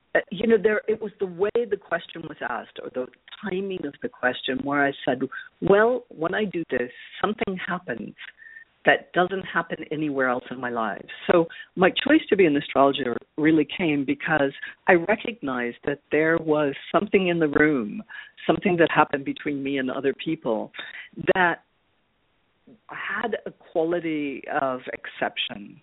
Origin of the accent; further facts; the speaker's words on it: Chicago, Illinois, United States; now in Paris, France; I grew up in Chicago on uh, the well, on the northwest side of the city